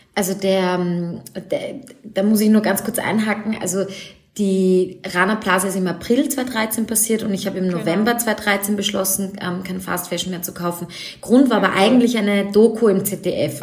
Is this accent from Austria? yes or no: yes; Vienna, Austria; Ich komme aus Wien